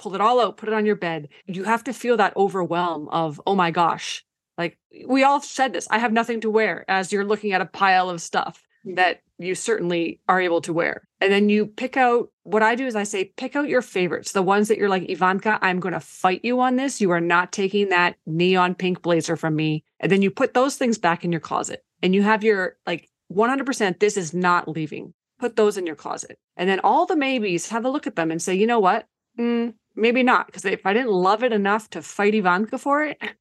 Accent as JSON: {"language": "English", "country": "Canada", "tie": "born or raised there", "first_language": "Ukrainian", "second_language": "English", "said": "I was born in Canada."}